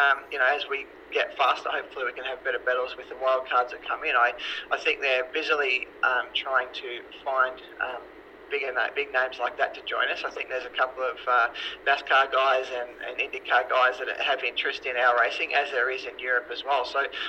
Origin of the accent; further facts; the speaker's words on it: Mildura, Victoria, Australia; now in Melbourne, Australia; The only time I ever played that was in the early 2000s when I moved to Melbourne from Mildura.